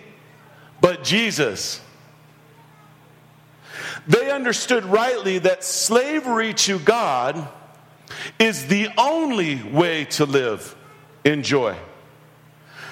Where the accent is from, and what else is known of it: United States